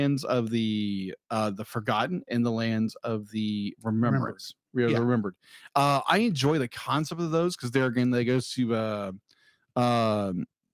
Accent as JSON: {"language": "English", "country": "United States", "said": "being an American"}